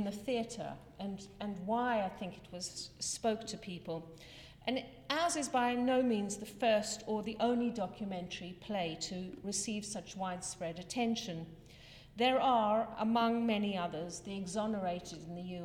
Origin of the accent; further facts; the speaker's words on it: South Africa; moved away; I am South African born